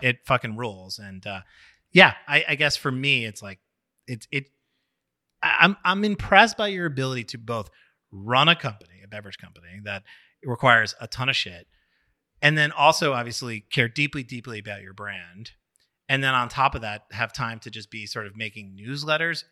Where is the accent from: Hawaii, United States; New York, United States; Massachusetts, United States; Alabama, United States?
New York, United States; Long Island; also born or lived in Brooklyn; I grew up also in New York on Long Island